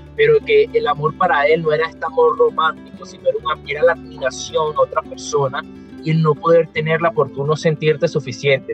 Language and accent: Spanish; Venezuela; yo también como él soy venezolano